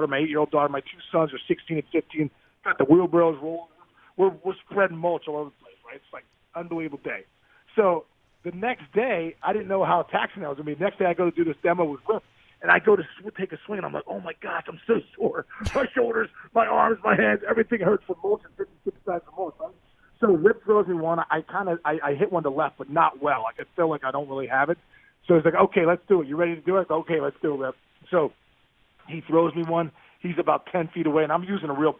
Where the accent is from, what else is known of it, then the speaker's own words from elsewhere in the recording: Upper St. Clair, Pennsylvania, United States; my hometown of Upper St. Clair in Pittsburgh